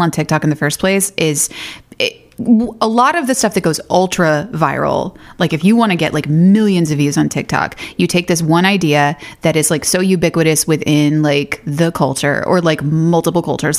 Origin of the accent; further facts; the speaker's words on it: Athens, Georgia, United States; I kind of grew up in the sticks, about thirty minutes outside of Athens